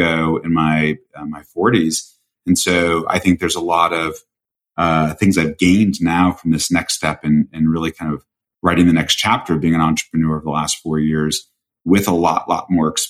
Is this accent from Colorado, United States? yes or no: yes; Colorado, United States; now in Greenwich, United States; I grew up in Colorado, so Vail's like my backyard